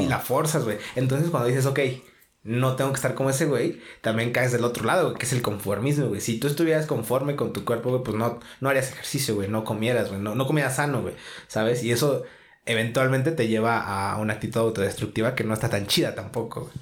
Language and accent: Spanish; Mexico; así somos todos los mexicanos